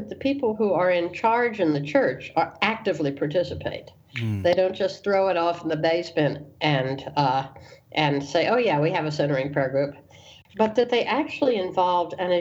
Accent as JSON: {"language": "English", "region": "the North", "country": "United States", "tie": "born or raised there", "said": "being a Northerner by birth and by persuasion, although I have Southern lineage"}